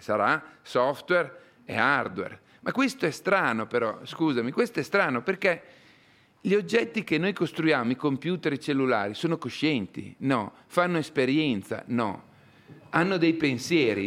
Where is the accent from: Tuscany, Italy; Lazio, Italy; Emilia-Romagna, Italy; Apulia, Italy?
Emilia-Romagna, Italy; Bareto, province of Parma; al mio paesino natio in Italia, al Bareto, in provincia di Parma